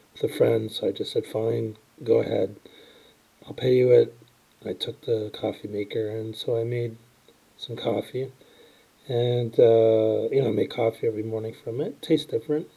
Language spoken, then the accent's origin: English; Toronto, Ontario, Canada; grew up in Toronto